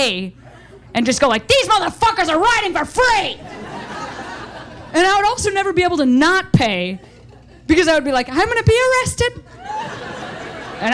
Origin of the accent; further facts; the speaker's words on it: Chicago, Illinois, United States; moved away; I'm from Chicago